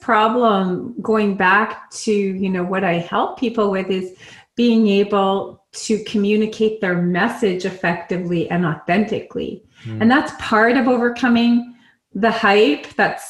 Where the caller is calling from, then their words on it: San Diego, California, United States; I am in San Diego, California.